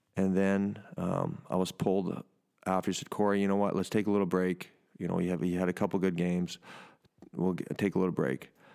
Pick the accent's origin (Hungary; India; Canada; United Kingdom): Canada; moved away; my home country